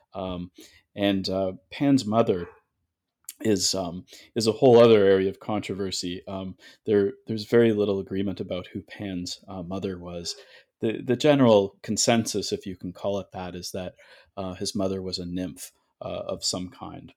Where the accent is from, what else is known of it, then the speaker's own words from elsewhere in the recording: Toronto, Ontario, Canada; now in New Haven, United States; originally I'm from Toronto, Canada